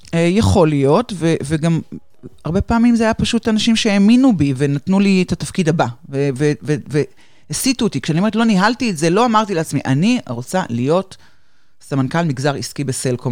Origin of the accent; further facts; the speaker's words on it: Haifa, Haifa District, Israel; moved away as an adult; now in Ramat Gan, Israel; במקור אני חיפאית, היום אני גרה ברמת גן כבר די הרבה שנים, אבל המשפחה עדיין בחיפה